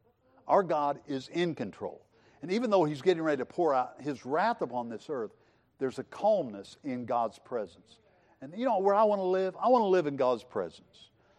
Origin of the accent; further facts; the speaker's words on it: Missouri, United States; I grew up in Southwest Missouri, and we had storms, okay? We had big storms.